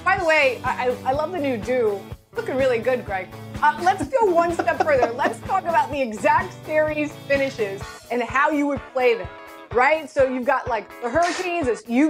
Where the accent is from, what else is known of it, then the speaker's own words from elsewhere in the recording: Miami, Florida, United States; I'm from Miami.